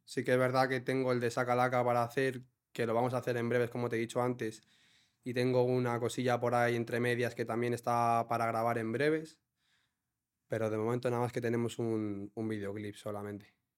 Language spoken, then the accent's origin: Spanish; Villanueva, Spain; algún pub que tenemos allí en Villanueva